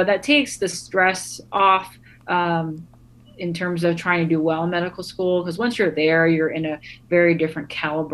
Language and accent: English; United States; where I come from as an American, a Vietnamese American